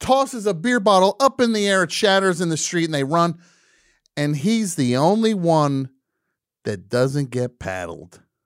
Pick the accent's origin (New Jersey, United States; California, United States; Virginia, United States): New Jersey, United States; I grew up in New Jersey